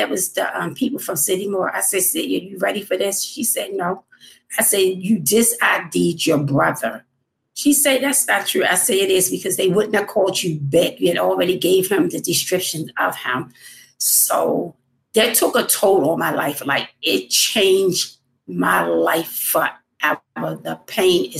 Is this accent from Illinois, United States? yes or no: no; Baltimore, Maryland, United States; I'm from Baltimore, Maryland.